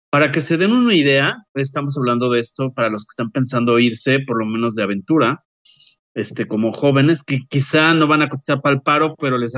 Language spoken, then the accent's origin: Spanish; Mexico; Soy mexicano, lo claro, porque ya sé que me van a llover tomates.